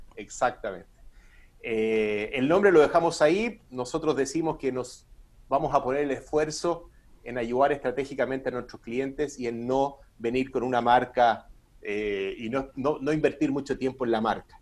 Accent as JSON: {"language": "Spanish", "country": "Chile"}